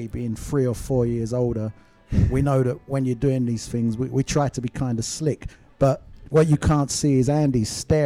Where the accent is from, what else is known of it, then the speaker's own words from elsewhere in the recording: London, United Kingdom; also born or lived in Bow, London; I was born actually in Stepney, and my family house, my mother, she still lives probably half a mile from here